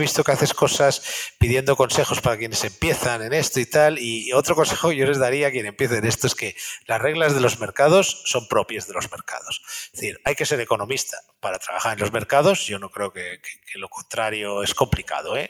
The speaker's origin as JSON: {"language": "Spanish", "country": "Spain", "said": "me gusta como español decirlo"}